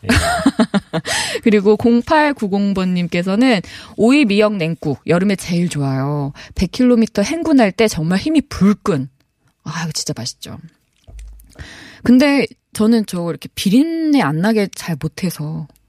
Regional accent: Chungcheong, South Korea; 충청도 출신인데

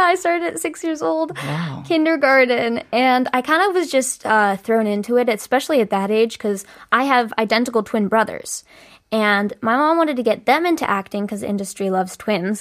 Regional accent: California, United States; moved away as an adult; also born or lived in Chicago; now in South Korea; I'm from California

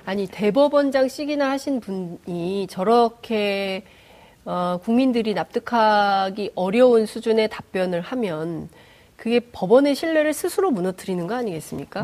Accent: South Korea; 대한민국에서 태어난

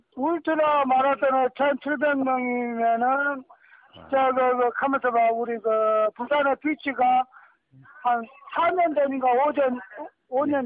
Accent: Jeolla, South Korea; accent: Jeolla dialect; 전라도 우리 사투리

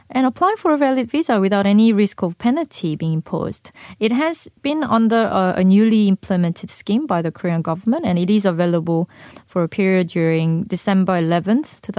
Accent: Australia; I will go to Australia, my hometown, to see what's going on there.

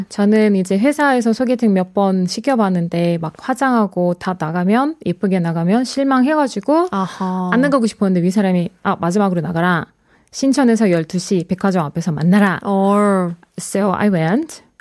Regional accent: Russia; And at that time, because I'm from Russia, we've learned about North Korea.

